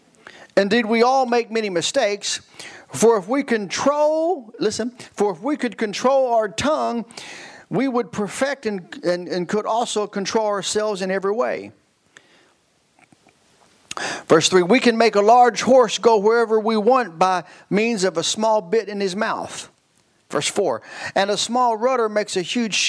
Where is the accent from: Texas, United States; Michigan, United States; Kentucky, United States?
Kentucky, United States; I'm from Kentucky.